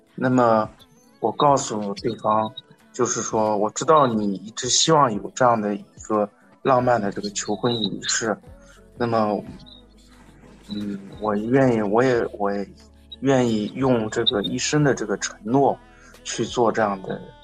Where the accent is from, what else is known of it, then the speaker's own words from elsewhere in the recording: northern China, China; 我是，我是北方人，对粤语对我来说完全是，完全是另外一门语言